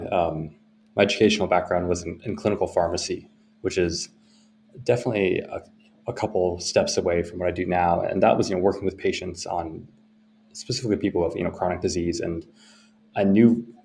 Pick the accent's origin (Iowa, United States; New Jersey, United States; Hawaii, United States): Iowa, United States; also born or lived in Minsk, Belarus; moved to the U.S. when I was really young, um, and we were you know, very fortunate in that to get, to get help to come here and uh, grew up in the Midwest